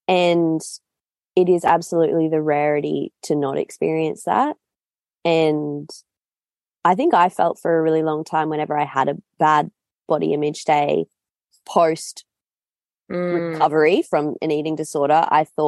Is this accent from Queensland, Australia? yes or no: yes; Noosa, Queensland, Australia; moved away; you're in my hometown